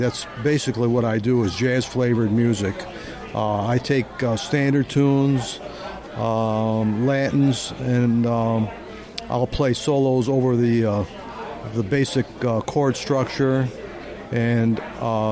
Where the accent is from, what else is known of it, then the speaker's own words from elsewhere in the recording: Syracuse, New York, United States; now in Orlando, United States; I started out in Syracuse, New York, my hometown